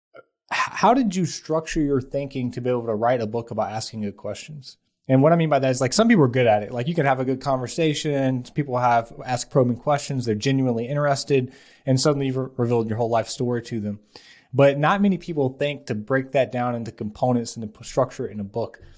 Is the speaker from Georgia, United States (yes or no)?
yes; Atlanta, Georgia, United States; I grew up in South Atlanta, uh, very poor family